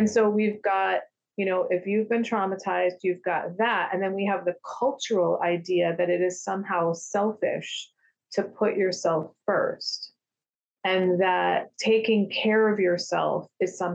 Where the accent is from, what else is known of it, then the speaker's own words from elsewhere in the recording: United States; I grew up in American culture